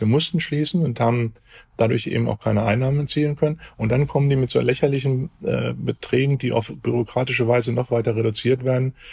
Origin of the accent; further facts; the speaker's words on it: Hamburg, Germany; bei uns in Hamburg